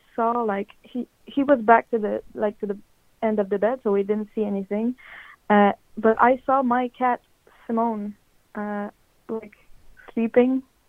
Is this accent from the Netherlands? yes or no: no; Canada; I'm from Canada, like the French part, so I might have a weird accent.